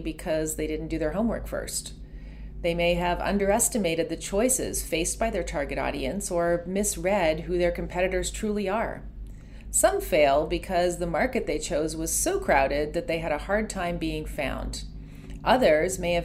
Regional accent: Ontario, Canada; There are a lot of lakes around where I grew up in Ontario.

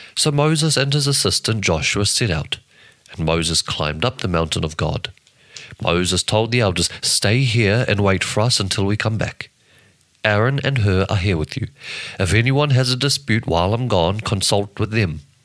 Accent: New Zealand; I'm from New Zealand.

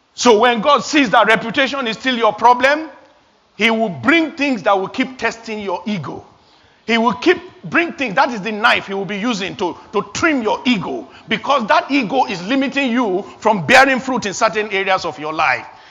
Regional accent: Nigeria; moved away as an adult; I was 21 years old back in my home country, Nigeria

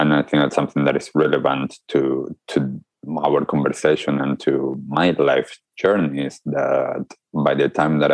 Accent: Argentina; growing up in Argentina, just like any other kid

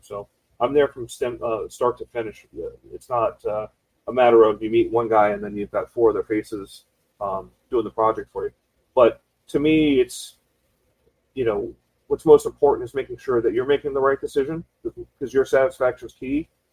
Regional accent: South Florida, United States; I'm a uh, native Floridian, born and raised in the South Florida market.

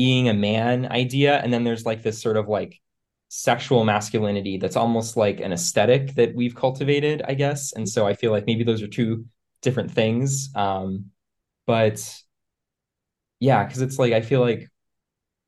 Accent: East Coast, United States; moved away as an adult; now in San Francisco, United States; I live in San Francisco. I grew up on the East Coast, but I've been out here for about 5 years now.

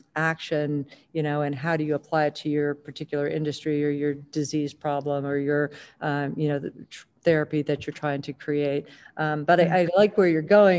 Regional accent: Northeastern Ohio, United States; I grew up in Northeastern Ohio.

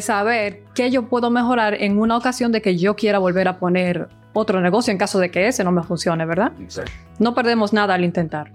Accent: Dominican Republic; moved away; Yo soy de República Dominicana

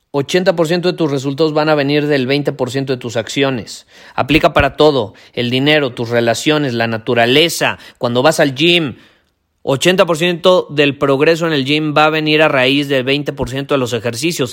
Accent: Mexico; yo vivo en México, yo soy mexicano, vivo en un país donde crecimos

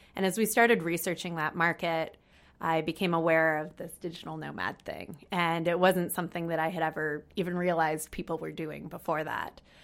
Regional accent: California, United States; moved away; also born or lived in San Francisco; I'm twenty-six and I'm from California in the United States

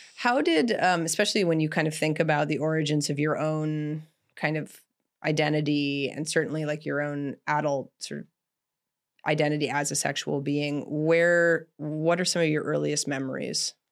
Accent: Canada; I grew up in Canada

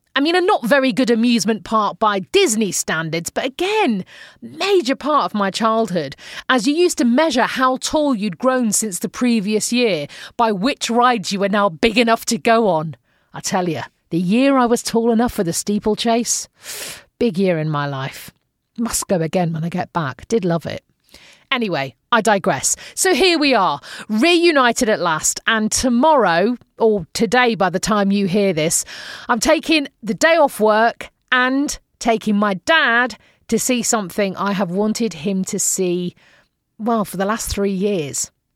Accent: Manchester, North West England, United Kingdom; moved away as an adult; now in Phoenix, United States

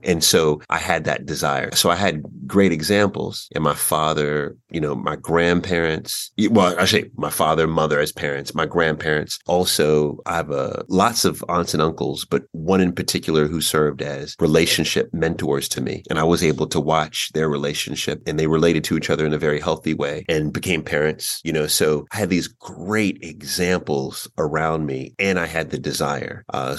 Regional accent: New York, United States; also born or lived in Queens, New York / Long Island, New York / Washington, D.C.; So I was born in New York and my mother's from Jamaica, from St. Anne. My father's from South Carolina, from Camden, South Carolina. We spent a lot of time in Queens, in Jamaica, Queens, in New York, you know, growing up in the early days.

